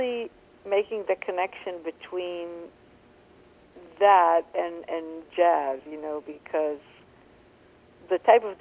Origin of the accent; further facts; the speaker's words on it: Israel; I grew up in Israel, which is the Middle East